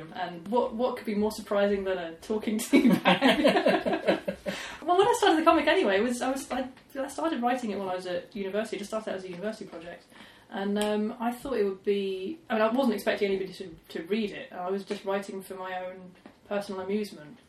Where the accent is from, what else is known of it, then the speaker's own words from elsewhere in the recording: Basingstoke, South East England, United Kingdom; growing up outside of Basingstoke